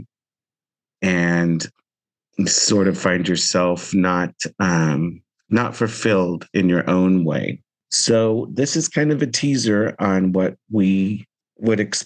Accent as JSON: {"language": "English", "area": "Central Valley", "region": "California", "country": "United States", "tie": "born or raised there", "said": "I grew up in the Central Valley, grew up in Armenian household"}